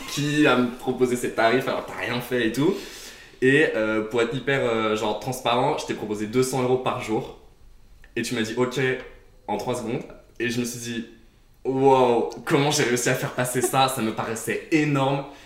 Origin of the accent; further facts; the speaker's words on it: Beaujolais, near Lyon, Auvergne-Rhône-Alpes, France; j'ai grandi à Chez Zazer, qui est dans le Beaujolais juste à côté de Lyon